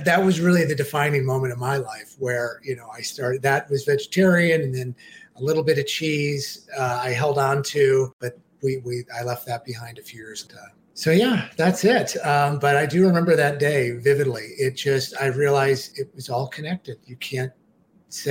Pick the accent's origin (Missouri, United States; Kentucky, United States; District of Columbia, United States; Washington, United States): Missouri, United States; St. Louis; when I was growing up in St. Louis on barbecue and all kinds of meats